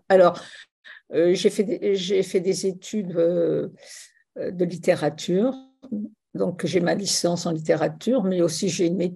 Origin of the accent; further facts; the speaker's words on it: Tunisia; born there; Oui, je suis né en Tunisie pendant le protectorat français.